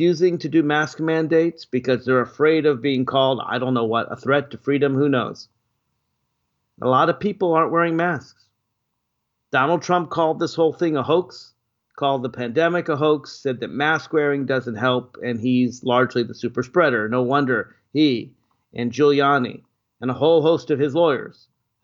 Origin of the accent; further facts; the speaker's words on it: Nashville, Tennessee, United States; now in Washington, D.C., United States; I'm actually in my hometown of birth, Nashville, Tennessee, spending a little bit of time with my family